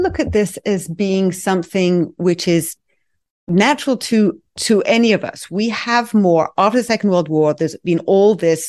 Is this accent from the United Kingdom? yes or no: yes; England, United Kingdom; now in United States; I grew up in England and, you know, therapy still isn't, you know, as acceptable as it is here in the US